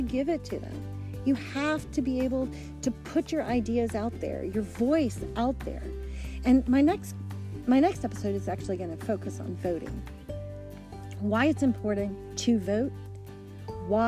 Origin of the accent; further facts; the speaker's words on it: United States; we're all American citizens. We all live in this country